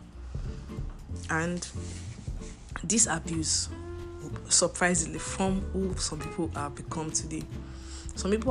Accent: Nigeria; As a Nigerian student

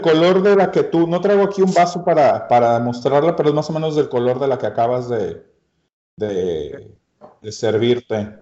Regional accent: Mexico; uno como mexicano, nuestro ADN, nuestra herencia

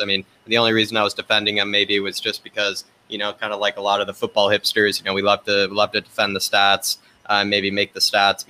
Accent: Seattle, Washington, United States; now in Brooklyn, New York, United States; I'm originally from Seattle, Washington, which is, you know, the opposite corner of Florida. But I live in Brooklyn, New York. So pretty close to you, you know, East Coasters at the moment. But yeah, originally from Seattle

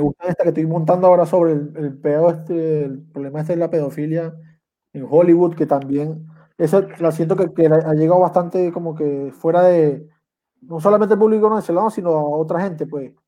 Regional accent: Andes, Venezuela; moved away as an adult; also born or lived in Caraballeda, La Guaira, Venezuela; now in Chile; yo que soy de los Andes

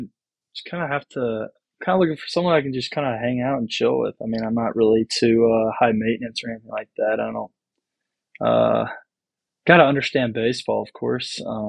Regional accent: Franklin, Tennessee, United States; also born or lived in Virginia; Originally, we're from Nashville, Tennessee, right outside Nashville, Franklin area. Originally, we're from Virginia, though. I was born in Virginia.

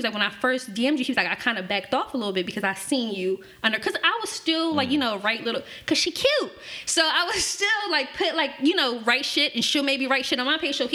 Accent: Philadelphia, Pennsylvania, United States; I grew up in North Philly when I first came to Philly

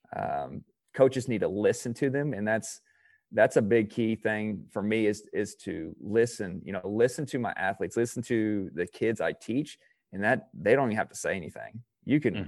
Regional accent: Indiana, United States; I'm from Indiana

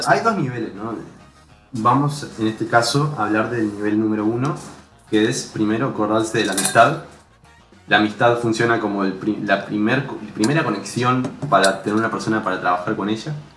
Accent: Uruguay; más como uruguayos

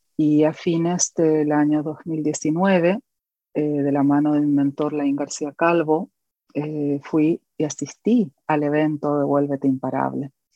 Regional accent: Corrientes, Argentina; en una iglesia de mi ciudad, de donde soy oriunda, de la provincia de Corrientes, Argentina.

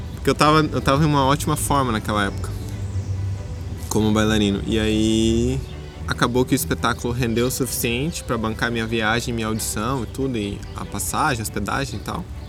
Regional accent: Foz do Iguaçu, Paraná, Brazil; now in Blumenau, Brazil; é onde eu morava, em Foz do Iguaçu

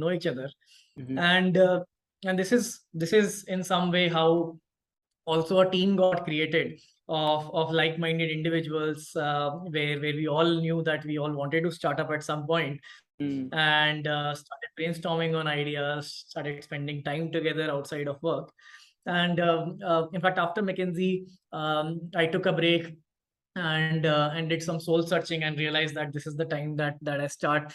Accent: Bhopal, Madhya Pradesh, India; I come from Bhopal. That's my hometown. Born in there, did my entire schooling there.

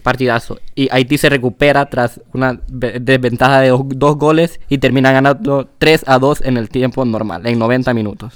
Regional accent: Honduras; somos de Honduras

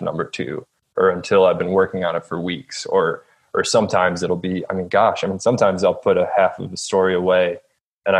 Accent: Cleveland, Ohio, United States; moved away as an adult; also born or lived in Athens, Ohio / Austin, Texas; now in West Virginia, United States; I grew up outside of Cleveland in kind of just like a working class suburb.

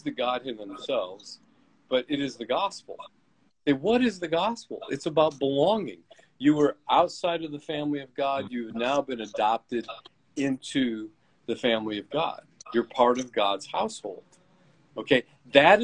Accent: United States; I'm an American

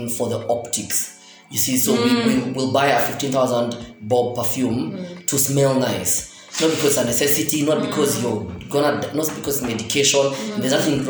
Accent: Kangwere, Nairobi, Kenya; also born or lived in Karen, Nairobi; I'm from Kangwere, but I'm bougie nowadays. Like, I'm from Kangwere

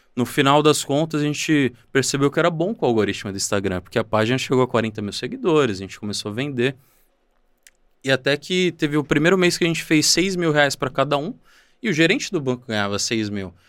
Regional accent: São Paulo, Brazil; eu vim do João 23, uma favela da Zona Oeste de São Paulo, onde cresci, estudei a minha vida toda

